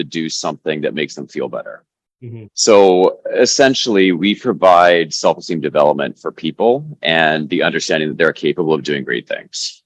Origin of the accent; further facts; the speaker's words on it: New Westminster, British Columbia, Canada; I grew up in New Westminster